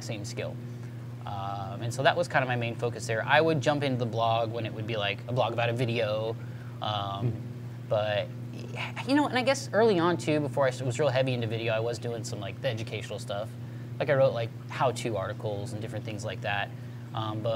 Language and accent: English; Southern California, United States; I grew up in Southern California, so I had the ocean there